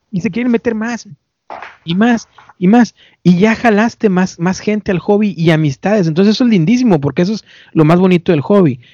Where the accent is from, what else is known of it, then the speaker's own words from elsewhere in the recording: Mexico; now in United States; yo sé que soy mexicano y muy orgulloso